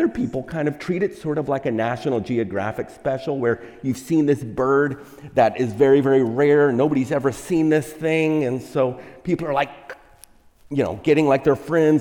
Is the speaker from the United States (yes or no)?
yes; Texas, United States; now in California, United States; I'm from Texas, and so that's the Bible Belt